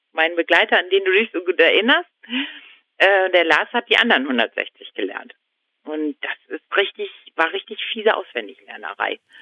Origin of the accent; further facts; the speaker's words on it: Husum, Schleswig-Holstein, Germany; aus Nordfriesland, wo ich herkomme, da schneit es normalerweise nicht so viel